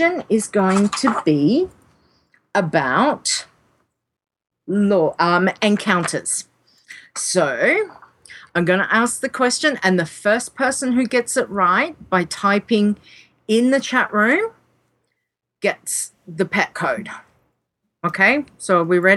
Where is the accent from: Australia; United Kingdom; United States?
Australia; accent: Australian; I'm talking in my Australian accent